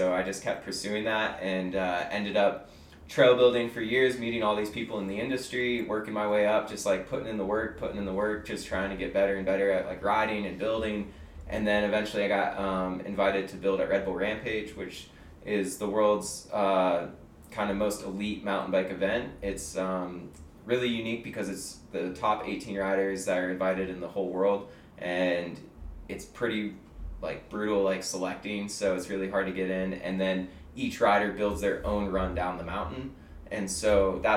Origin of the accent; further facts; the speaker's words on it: Lander, Wyoming, United States; moved away as an adult; also born or lived in Canada; growing up in Lander